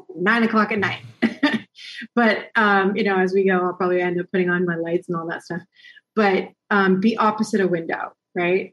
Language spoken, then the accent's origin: English; United States; moved away; we being an American